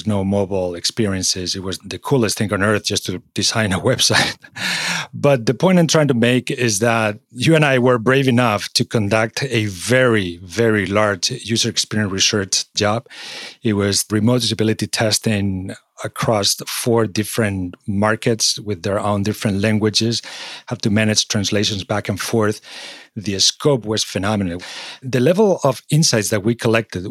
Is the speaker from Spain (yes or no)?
yes; Spain; moved away as an adult; also born or lived in Singapore / London / Czech Republic / Madrid; now in United States; I was born in Spain